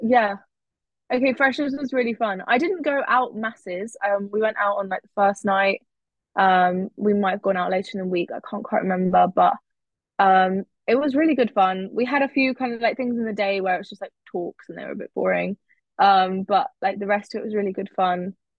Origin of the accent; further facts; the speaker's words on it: Cambridge, East of England, United Kingdom; moved away as an adult; now in Oxford, United Kingdom; I grew up in Cambridge, so I knew that going to Cambridge was not going to be an option because I just wanted to go somewhere else that wasn't where I'd been born born and bred.